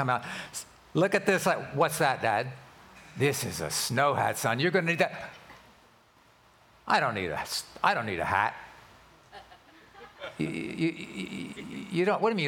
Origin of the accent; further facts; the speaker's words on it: Philadelphia, Pennsylvania, United States; now in California, United States; I was born and raised in Philadelphia